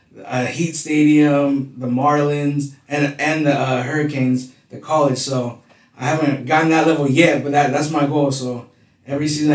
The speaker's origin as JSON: {"language": "English", "area": "Orange County", "region": "California", "country": "United States", "tie": "born or raised there", "said": "Born and raised in California."}